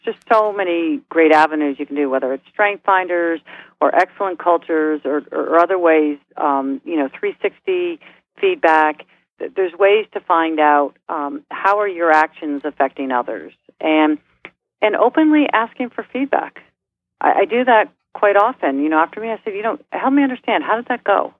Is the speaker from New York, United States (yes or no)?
yes; New York, United States; moved away; also born or lived in Midwest; I'm a New Yorker